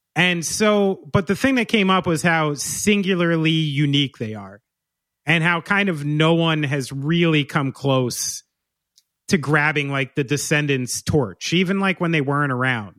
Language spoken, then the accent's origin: English; New Jersey, United States; I'm from here. I'm from New Jersey